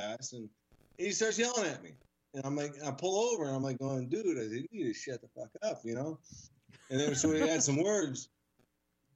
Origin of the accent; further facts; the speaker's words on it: Flushing, Michigan, United States; I grew up in Flushing, Michigan